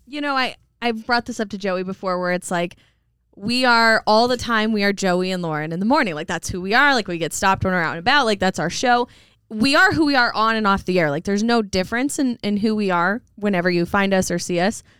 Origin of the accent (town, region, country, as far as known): Coeur d'Alene, Idaho, United States; born or raised there; also born or lived in Post Falls, Idaho